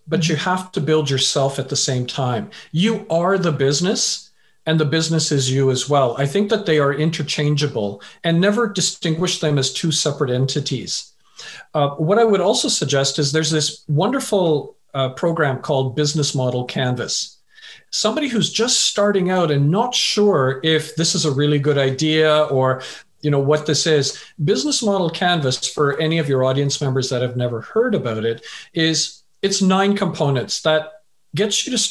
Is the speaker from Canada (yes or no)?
yes; Vancouver, British Columbia, Canada; also born or lived in England; originally I was born in England, but I left when I was a wee lad.